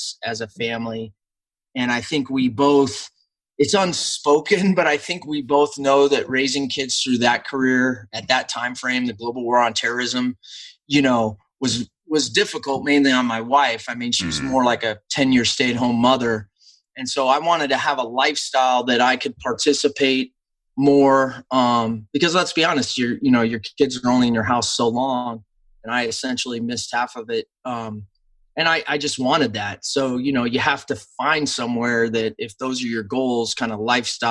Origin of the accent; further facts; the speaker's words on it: Nebraska, United States; I grew up in Husker hysteria